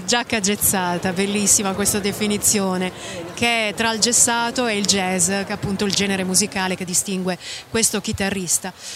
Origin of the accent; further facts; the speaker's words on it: Bologna, Emilia-Romagna, Italy; Anch'io da bolognese